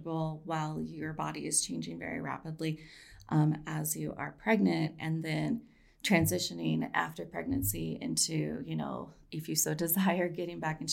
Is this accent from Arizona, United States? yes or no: no; Colorado, United States; also born or lived in Ithaca, New York; I grew up here in Colorado